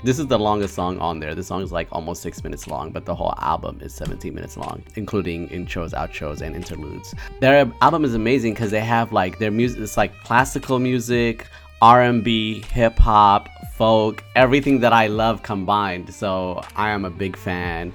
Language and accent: English; Prince George's County, Maryland, United States; I know all about the suburbs of Maryland as I am from Prince George's County